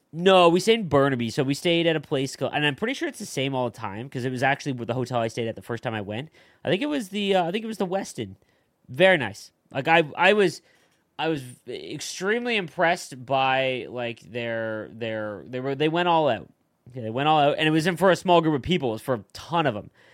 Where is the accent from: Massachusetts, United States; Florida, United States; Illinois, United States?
Illinois, United States; Chicago; we, we are from Chicago